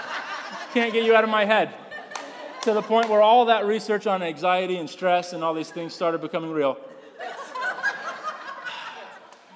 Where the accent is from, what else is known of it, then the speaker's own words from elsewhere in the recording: North Carolina, United States; I grew up in the South, in the North Carolina region of the United States